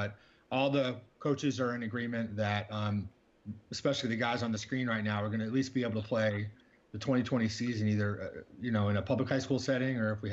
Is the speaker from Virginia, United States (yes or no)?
no; Florida, United States; And, and yeah, we're from Florida, you know.